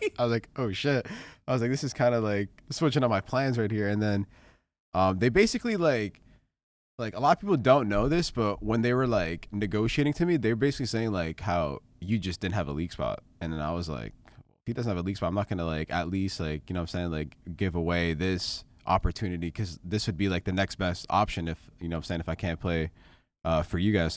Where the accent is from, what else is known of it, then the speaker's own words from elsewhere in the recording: Canada; moved away; growing up in Canada